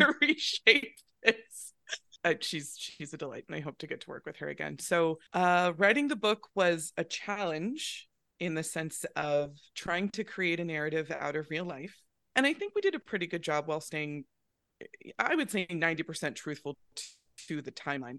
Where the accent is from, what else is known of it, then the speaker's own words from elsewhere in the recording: Northern California, United States; I grew up in Northern California